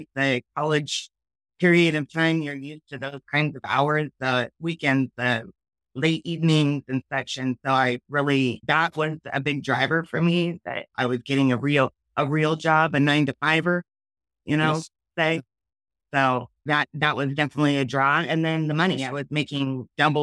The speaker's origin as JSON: {"language": "English", "town": "Richland", "region": "Washington", "country": "United States", "tie": "born or raised there", "also_born_or_lived": "Seattle area, Washington / Ellensburg, Washington", "said": "I was born over in Richland, Washington, Drake City, Eastern Washington area. Moved here in between my fifth and sixth grade elementary school year. And I've been in the Seattle area ever since"}